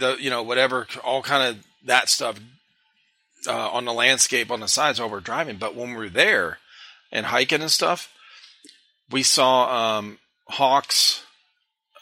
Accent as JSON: {"language": "English", "region": "Ohio", "country": "United States", "tie": "born or raised there", "moved": "as an adult", "lives_now": "South Carolina, United States", "said": "growing up in Ohio"}